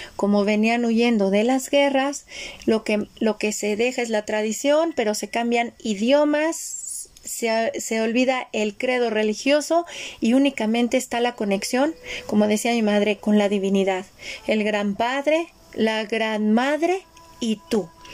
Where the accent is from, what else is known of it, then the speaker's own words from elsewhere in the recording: Mexico; yo nací en México y crecí en México